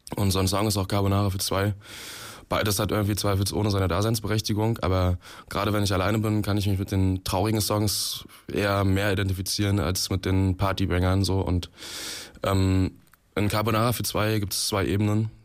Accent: Magdeburg, Saxony-Anhalt, Germany; in Magdeburg, wo ich herkomme

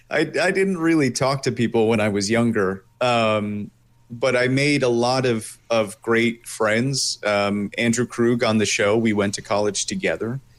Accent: Italy; born there; also born or lived in Japan; I was actually born in Italy, and oh. then yeah, so two uh, American parents, but I was born in Italy, and then I spent time living in Japan.

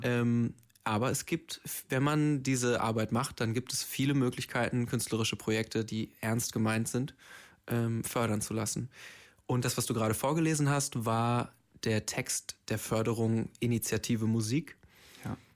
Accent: Braunschweig, Lower Saxony, Germany; moved away; in meiner Heimat in Braunschweig

